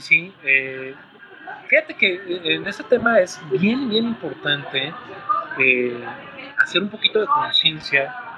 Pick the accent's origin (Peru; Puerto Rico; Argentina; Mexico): Mexico; tenemos la fortuna como mexicanos de que nos escuchen